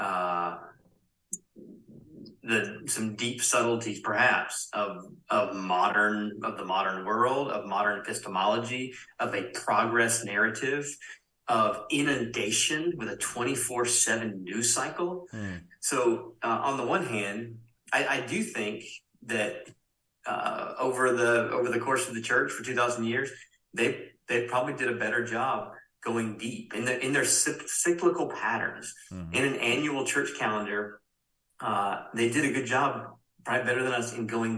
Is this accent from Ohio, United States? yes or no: no; Spartanburg, South Carolina, United States; Growing up in Spartanburg, South Carolina